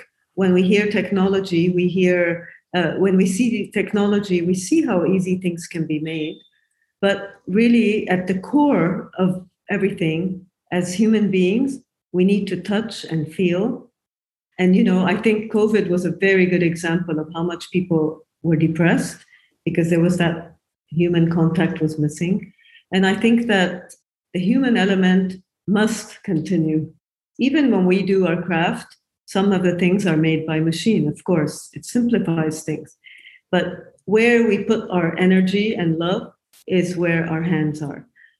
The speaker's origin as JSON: {"language": "English", "country": "Japan", "tie": "born or raised there", "also_born_or_lived": "United States / United Kingdom", "moved": "yes", "lives_now": "Beirut, Lebanon", "said": "So I'm a furniture designer, basically, and I moved to Beirut 22 years ago. I grew up in Japan, and I lived in America. I studied at the Rhode Island School of Design, and I worked in the UK before I moved to Lebanon 22 years ago."}